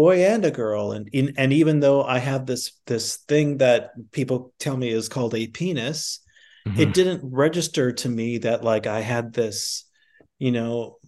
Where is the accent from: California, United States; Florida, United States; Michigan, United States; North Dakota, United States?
North Dakota, United States; now in New York City, United States; I grew up in North Dakota, but then I moved to New York, and then I met another Native person